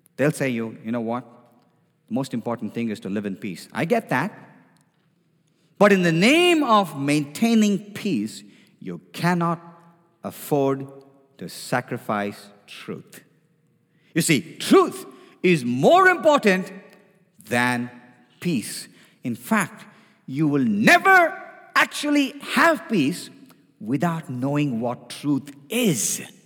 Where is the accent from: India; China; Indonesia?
India; now in United States; I come from India